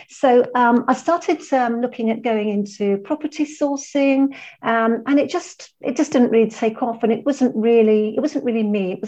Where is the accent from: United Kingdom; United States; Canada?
United Kingdom; London; moved away as an adult; now in Malaga, Spain; I'm from London, I was born in London, and that's where my business is based